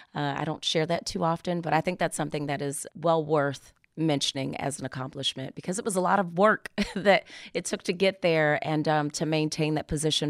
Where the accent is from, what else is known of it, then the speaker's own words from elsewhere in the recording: Maryland, United States; moved away as an adult; I am actually from Maryland